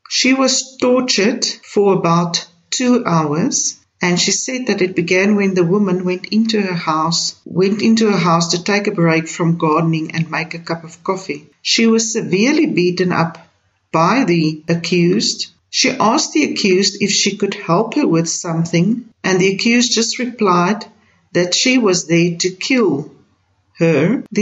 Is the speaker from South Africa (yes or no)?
yes; South Africa; I, as a South African, strongly condemn these racist attacks on our people.